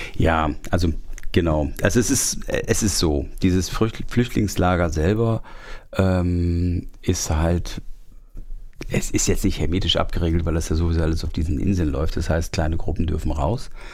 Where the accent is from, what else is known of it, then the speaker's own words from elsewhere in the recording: Germany; aus meinem Heimatort Fechter